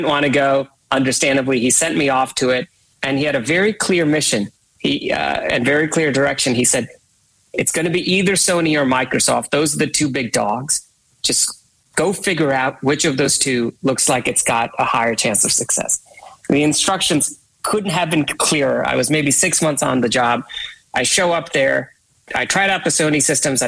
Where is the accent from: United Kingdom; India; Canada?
India; I was born and raised in India.